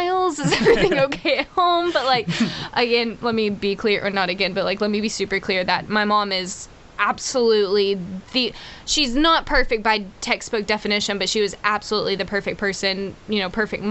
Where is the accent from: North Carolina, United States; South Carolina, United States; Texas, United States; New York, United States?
Texas, United States; also born or lived in Houston, Texas; I was born in Houston, Texas